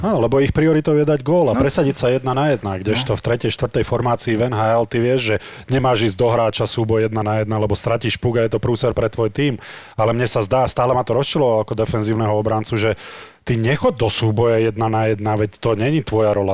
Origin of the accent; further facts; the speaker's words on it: Slovakia; ja som zarytý Slovák